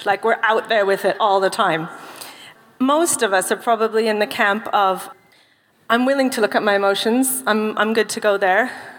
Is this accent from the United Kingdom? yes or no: yes; United Kingdom; I'm British. I'm fine. I'm keeping calm and carrying on.